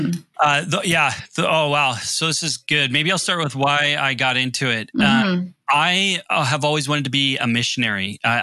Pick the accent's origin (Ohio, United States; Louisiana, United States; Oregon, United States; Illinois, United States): Oregon, United States; Portland; moved away as an adult; now in British Columbia, Canada; I'm originally from Portland, Oregon.